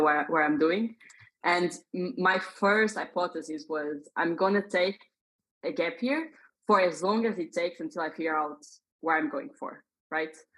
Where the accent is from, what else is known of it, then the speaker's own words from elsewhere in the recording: Portugal; moved away as an adult; now in Dublin, Ireland; So I was born in Portugal. Hmm. That that's where I come from.